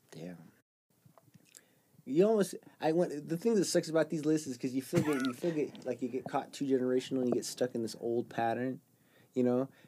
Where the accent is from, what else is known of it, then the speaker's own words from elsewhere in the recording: Jordan; obviously I grew up in Jordan.